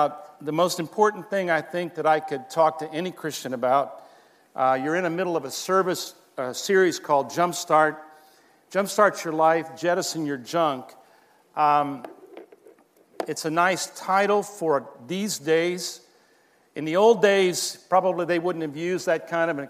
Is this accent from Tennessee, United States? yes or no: no; Miramar, Florida, United States; moved away as an adult; now in Brazil; I grew up here in Miramar, and I went to Miramar Elementary. I went to MacArthur High School, and this is where I grew up